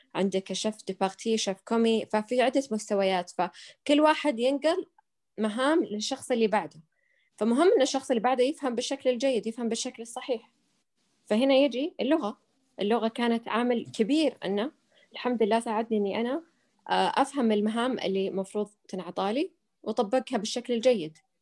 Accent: Saudi Arabia; عندنا بالسعوديه

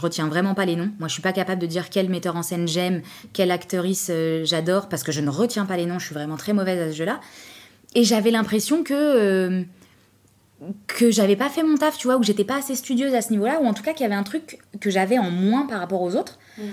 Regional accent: Trappes, Île-de-France, France; j'habite à Trappes, je viens de Trappes

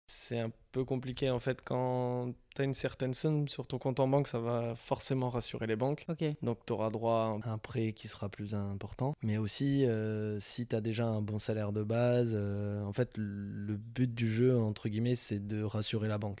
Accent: Toulouse, Occitania, France; on est toulousain

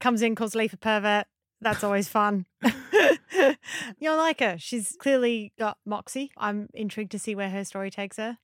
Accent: Australia; as an Aussie

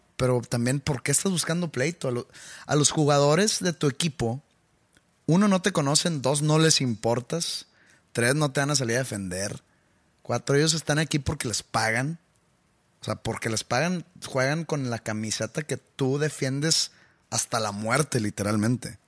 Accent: Mexico; yo soy mexicano

